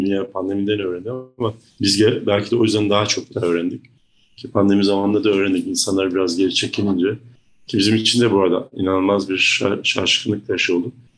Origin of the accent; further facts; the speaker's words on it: Black Sea Region, Turkey; moved away; orada büyümüş çocukluğum Karadeniz gibi bir yerde geçmiş biri olarak